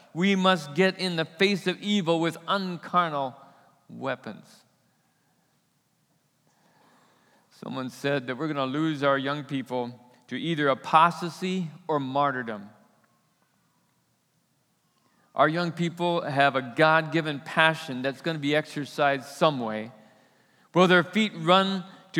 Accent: United States; As American Christians

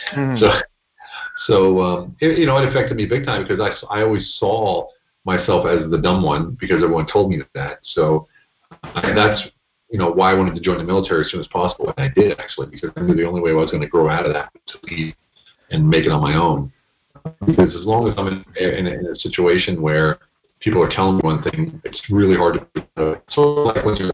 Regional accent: central Pennsylvania, United States; moved away as an adult; also born or lived in Budapest, Hungary; now in Hungary; I grew up in central Pennsylvania

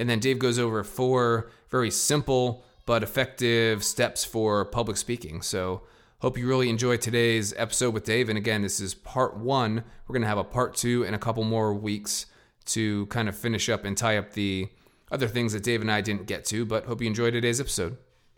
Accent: Pennsylvania, United States; moved away; also born or lived in Ohio; when I grew up in Pennsylvania, our next door neighbors were Canadian

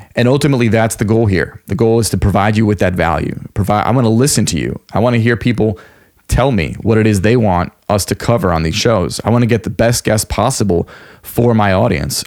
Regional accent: Long Island, New York, United States; I grew up on Long Island, New York

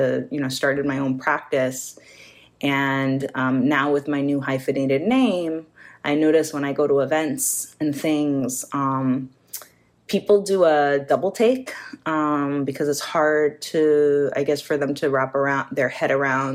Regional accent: New York, United States; I'm New Yorican, which means I'm Puerto Rican, born and raised in New York

